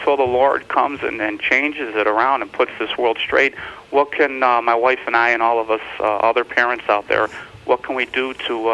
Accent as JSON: {"language": "English", "region": "New York", "country": "United States", "said": "We're from New York."}